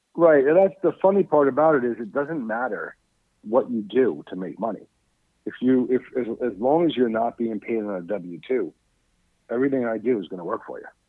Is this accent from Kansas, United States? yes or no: no; New York City, New York, United States; I grew up in Staten Island, New York